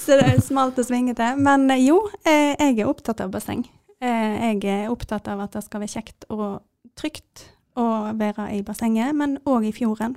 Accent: Jondal, Vestland, Norway; jeg er fra Jondal

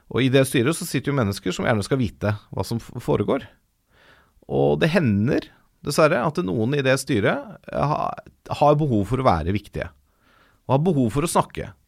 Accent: Ås, Akershus, Norway; also born or lived in Valdres; jeg vokste opp delvis i Ås i Akershus og delvis i Valdres

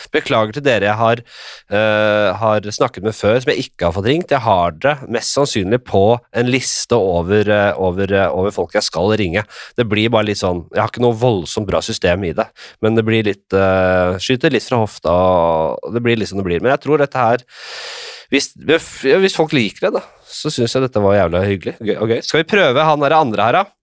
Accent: Drammen, Buskerud, Norway; Jeg er fra Drammen

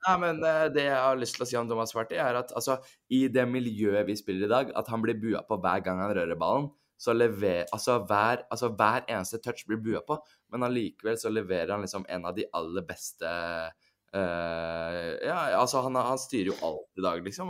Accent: Norway; fra Drammen, 40 minutter unna der jeg vokste opp

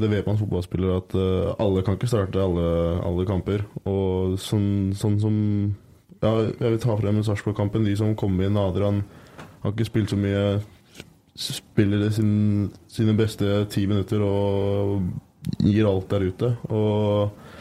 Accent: Skagen, North Denmark Region, Denmark; Norwegian is a second language; now in Trondheim, Norway; jeg kommer jo fra Skagen sjøl i, i, Danmark

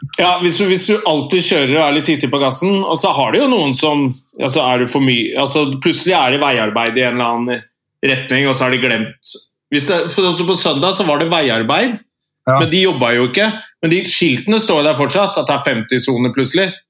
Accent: Andebu, Vestfold, Norway; now in Oslo, Norway; Nils og jeg er fra Andebu

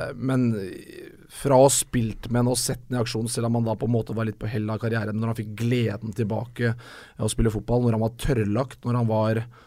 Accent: Moss, Østfold, Norway; Jeg var jo på sånn mellomstasjon eh, hjemme i Moss

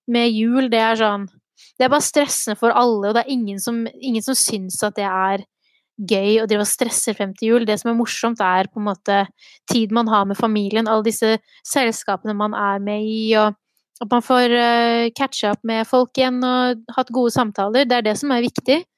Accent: Gjøvik, Innlandet, Norway; vet at veldig {S0} mange tror at jeg er fra Oslo.

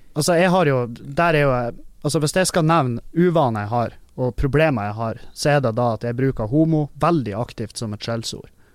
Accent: Halsa, Møre og Romsdal, Norway; moved away; vi, hjemme på Halsa

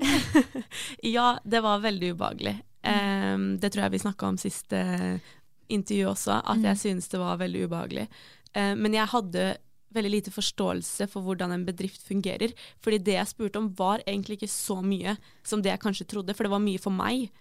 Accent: Hvaler, Østfold, Norway; also born or lived in Fredrikstad; egentlig så er jeg fra Hvaler.

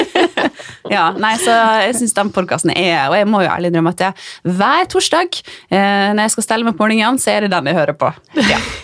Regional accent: Ålesund, Møre og Romsdal, Norway; now in Oslo, Norway; jeg, jeg er jo der fra Ålesund, som dere sikkert kanskje hører

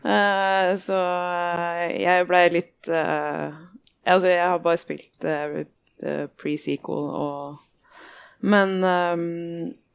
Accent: Lørenskog, Akershus, Norway; Jeg er fra Lørenskog

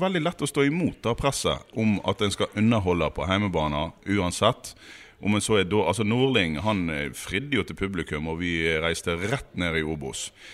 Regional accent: Western Norway, Vestland, Norway; Vi er jo vestlendinger og striler

